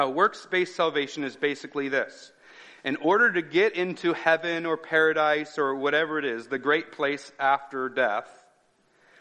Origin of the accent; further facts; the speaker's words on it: United States; I'm an American